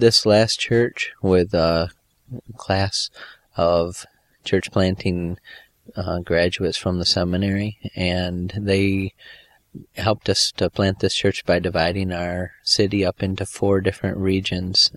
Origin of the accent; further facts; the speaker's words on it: Michigan, United States; moved away as an adult; now in Costa Rica; I was born and raised in Michigan